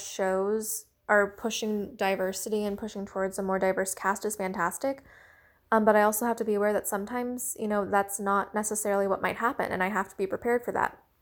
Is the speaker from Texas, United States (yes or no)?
no; Washington, District of Columbia, United States; also born or lived in China; I was adopted from China when I was about seven months old. Um, I was about three months old when I entered the orphanage when I was, like, a baby. So, ever since, you know, I was seven months old, um, I was adopted and I've lived my life here in America, specifically the Washington, D C area